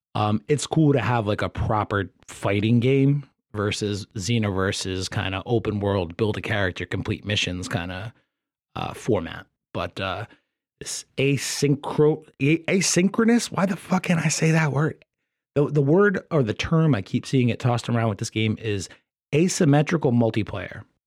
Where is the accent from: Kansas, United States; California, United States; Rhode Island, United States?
Rhode Island, United States; I'm from Rhode Island